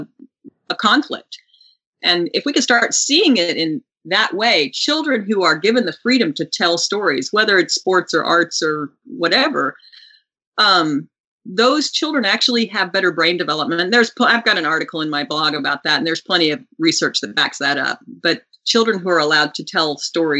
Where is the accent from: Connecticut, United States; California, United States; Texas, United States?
Texas, United States; Houston; also born or lived in Midland, Texas; When we moved from Midland, we moved to Houston, Texas, where I ended up singing in a choir